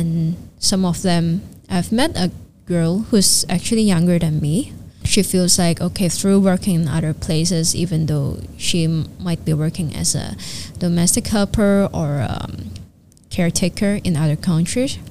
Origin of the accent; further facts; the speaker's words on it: Hong Kong; I'm a Hong Konger, but I'm like, my mom is a Filipina, but I grew up in Hong Kong